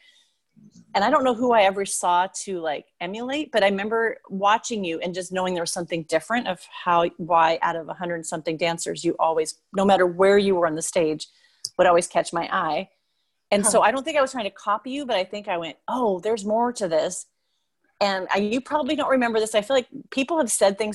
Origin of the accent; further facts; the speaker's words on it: Puyallup, Washington, United States; now in Seattle, United States; I grew up in Puyallup. I live in Seattle now, but I grew up in Puyallup.